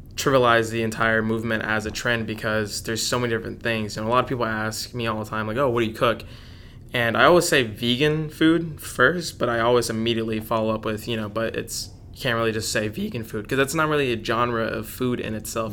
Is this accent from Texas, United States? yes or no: yes; Dallas, Texas, United States; was born and raised in Dallas